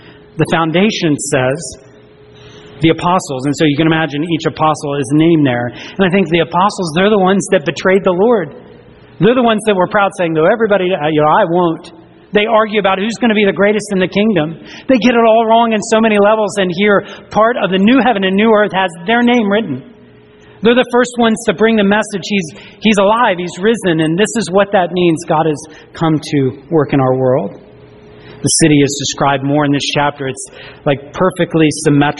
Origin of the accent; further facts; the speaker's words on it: the South, United States; I grew up in the South